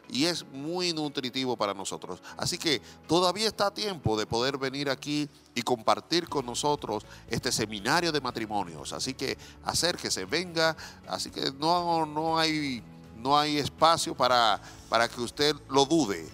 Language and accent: Spanish; Dominican Republic; now in Chile; yo soy dominicano